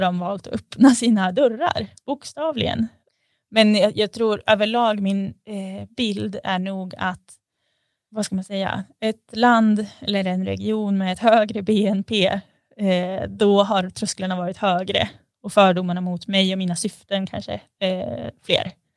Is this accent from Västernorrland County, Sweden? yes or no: yes; Sundsvall, Västernorrland County, Sweden; jag är född i Sundsvall